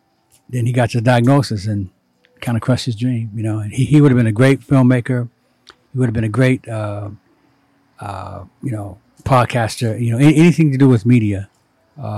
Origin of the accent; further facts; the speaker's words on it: Ohio, United States; I was born in Ohio, 1944